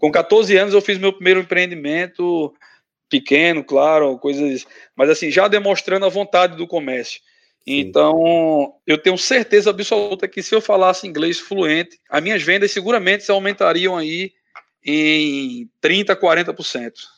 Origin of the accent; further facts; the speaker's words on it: Brazil; moved away as an adult; now in United States; sou advogado no Brasil, Emigrei é, imigrei para cá, para os Estados Unidos, faz um ano e oito meses